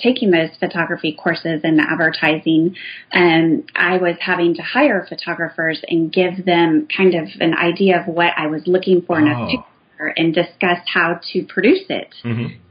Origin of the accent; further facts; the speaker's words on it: Indiana, United States; I grew up in Indiana in the Midwest